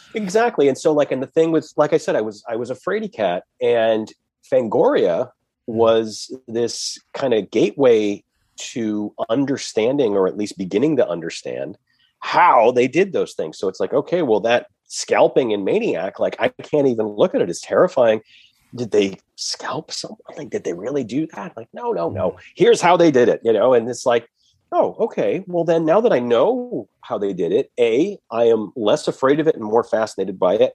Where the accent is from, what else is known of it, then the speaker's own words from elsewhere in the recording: Massachusetts, United States; I'm an East Coast kid. I'm from Massachusetts